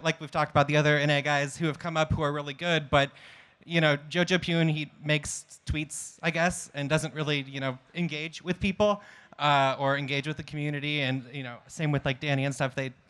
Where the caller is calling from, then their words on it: Oregon, United States; Joining you from Southern Oregon.